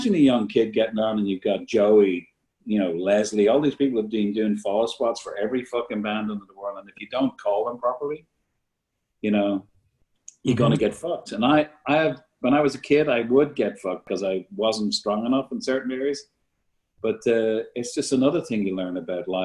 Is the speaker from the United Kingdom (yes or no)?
no; Ireland; all of us Irish